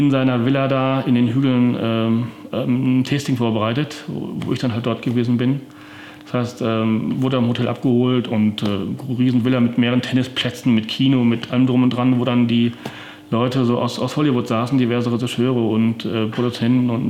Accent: Paderborn, North Rhine-Westphalia, Germany; also born or lived in Bad Driburg; Bei mir ist es so, ich bin geboren in Bad Rieburg, was ich immer verschweige, äh, weil ich eigentlich Paderborner bin. Das heißt, ich bin hier aufgewachsen

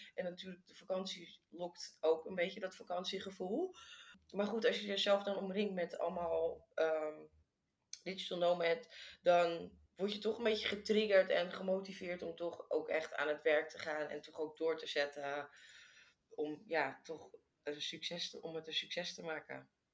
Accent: Amsterdam, North Holland, Netherlands; moved away as an adult; also born or lived in Bali; now in Vietnam; ik kom uit Amsterdam

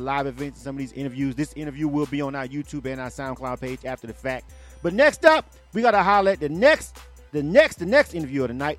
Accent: Panama City, Florida, United States; moved away as an adult; now in Atlanta, United States; I'm from Florida. I'm actually from Panama City. I'm born and raised. I'm an 850 boy.

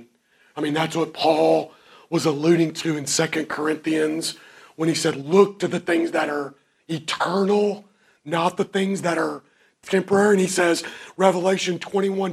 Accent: Kentucky, United States; I'm from Kentucky

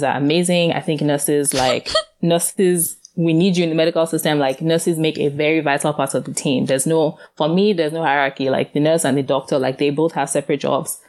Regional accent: Nigeria; now in Philadelphia, United States; I grew up in Nigeria

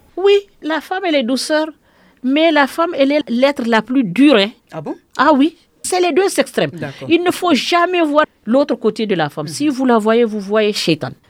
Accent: Hombori, Mopti, Mali; also born or lived in Gao; je suis de Homboriné à Gao

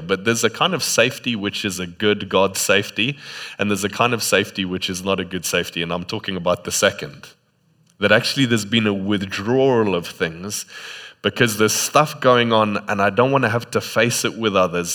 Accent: Botswana; moved away; in Botswana, sometimes in the middle of the day, you just don't go outside

